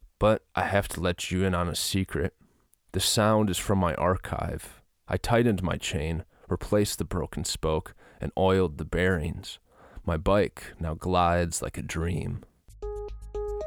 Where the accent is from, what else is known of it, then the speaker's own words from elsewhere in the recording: Minnesota, United States; I grew up in Minnesota